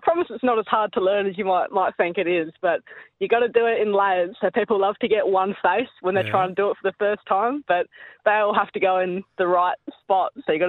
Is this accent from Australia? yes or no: yes; Springton, South Australia, Australia; also born or lived in Adelaide; after I moved up from Barossa and was part time in the city, playing at the local there. But yeah, home is Springton near Barossa Valley.